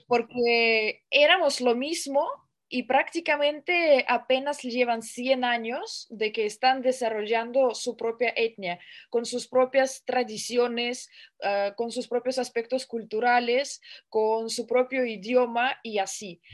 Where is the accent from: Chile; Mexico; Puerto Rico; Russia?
Russia; soy rusa